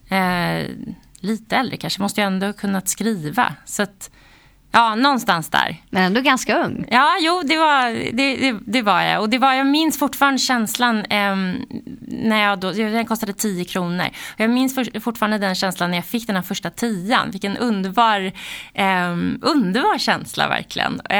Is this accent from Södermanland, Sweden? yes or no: no; Täby, Stockholm County, Sweden; Eh, Täby, mm. norr om Stockholm.